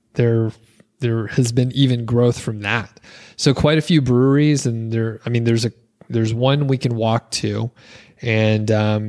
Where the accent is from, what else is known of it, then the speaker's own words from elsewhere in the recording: Atlanta, Georgia, United States; now in Bozeman, United States; because we came from the Atlanta area where we have siblings across town